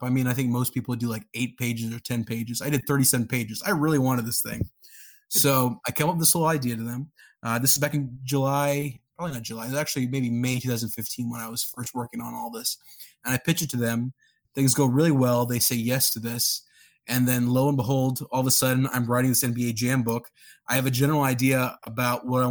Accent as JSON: {"language": "English", "town": "Karachi", "region": "Sindh", "country": "Pakistan", "tie": "born or raised there", "also_born_or_lived": "Dallas, Texas, United States", "moved": "yes", "lives_now": "Columbus, United States", "said": "I was born in Dallas, grew up over there. Then I spent most of my time back in Karachi in the 90s over there"}